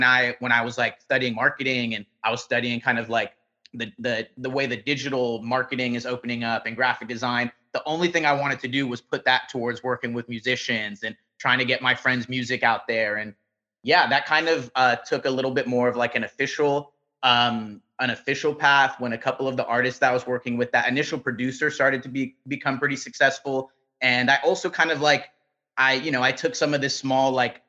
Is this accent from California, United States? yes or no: yes; Los Angeles, California, United States; I grew up in Van Nuys, which is just kind of like a few miles away from where I am now, deeper into the valley. And yeah, I was born and raised out here